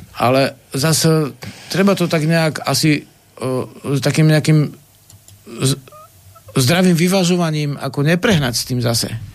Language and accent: Slovak; Kokava nad Rimavicou, Banská Bystrica Region, Slovakia; v kokave, odkiaľ som